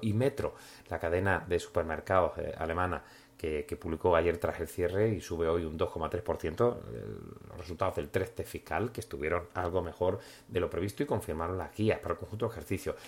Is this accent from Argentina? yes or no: no; Spain; moved away as an adult; also born or lived in Berlin / Milan; now in Monaco; seguimos siendo aquí, españoles, españoles por el mundo